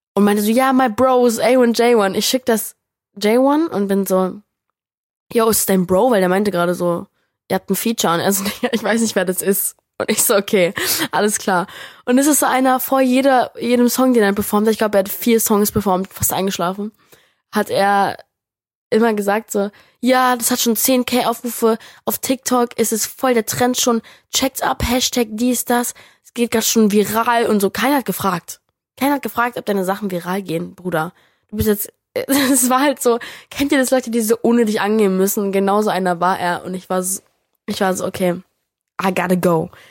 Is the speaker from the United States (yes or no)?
yes; United States; moved away; also born or lived in New York; ich Amerikanerin bin